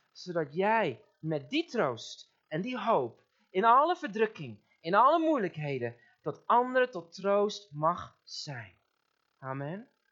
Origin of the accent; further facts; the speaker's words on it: Netherlands; ons als Nederlanders